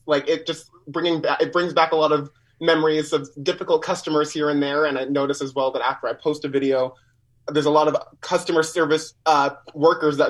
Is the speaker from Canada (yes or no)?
yes; Winnipeg, Manitoba, Canada; Winnipeg born and raised.